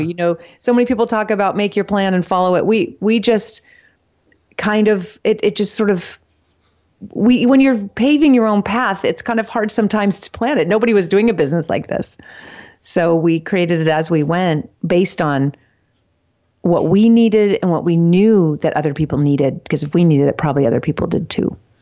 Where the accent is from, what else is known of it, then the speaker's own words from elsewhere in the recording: California, United States; I'm born and raised in California